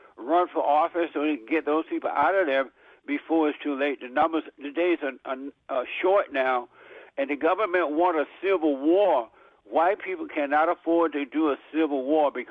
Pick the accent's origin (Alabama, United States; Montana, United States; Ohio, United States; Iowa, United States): Alabama, United States; I grew up in Alabama.